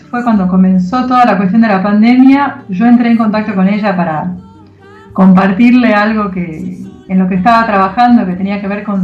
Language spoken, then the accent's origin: Spanish; Israel; born there; No me siento argentina, no me identifico 100% como ninguna nacionalidad, origen, nací en Israel